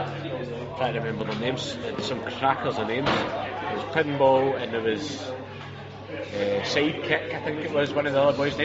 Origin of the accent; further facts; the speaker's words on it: Ardrossan, Scotland, United Kingdom; I'm from Ardrossan, which is about 35 miles from Greenock